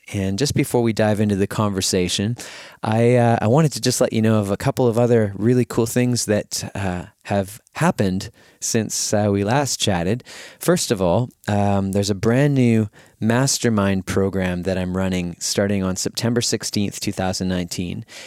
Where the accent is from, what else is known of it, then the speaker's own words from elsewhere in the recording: Winnipeg, Manitoba, Canada; here in Winnipeg, my hometown